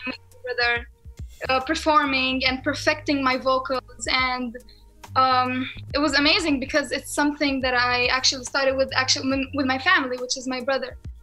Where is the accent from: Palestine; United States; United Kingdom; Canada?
Palestine; accent: Palestinian; I love my people